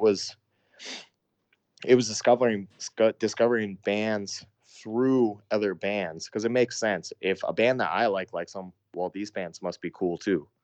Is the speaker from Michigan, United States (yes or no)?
no; Sioux Falls, South Dakota, United States; my hometown that I'm from, Sioux Falls, South Dakota